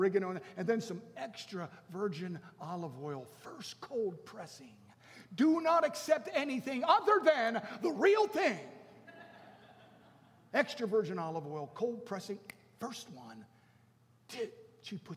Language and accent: English; Baltimore, Maryland, United States; I grew up in Baltimore. And I was a little kid